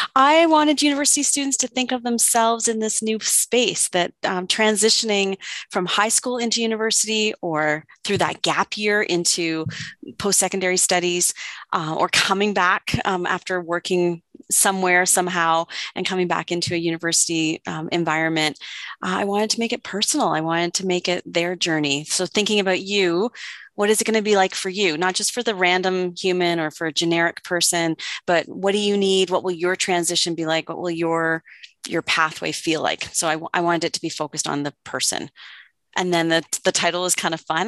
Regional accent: Oakville, Ontario, Canada; now in Calgary, Canada; I grew up in what's now called Ontario, uh, close maybe to where you are. I grew up in Oakville.

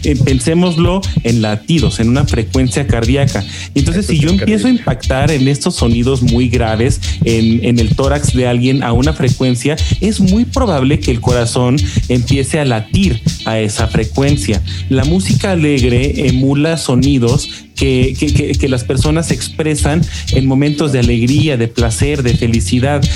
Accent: Mexico; como mexicanos

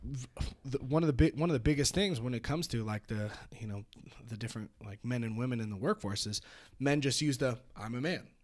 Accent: Petaluma, California, United States; moved away as an adult; also born or lived in San Francisco; now in Reno, United States; I grew up in Petaluma

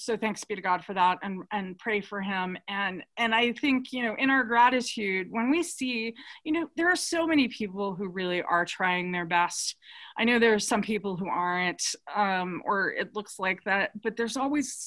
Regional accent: New York, United States; I'm from New York

